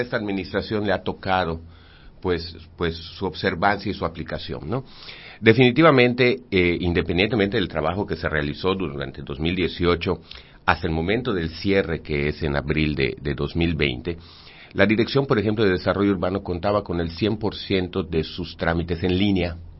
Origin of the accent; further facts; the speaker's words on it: Mérida, Yucatán, Mexico; yo crecí en Santiago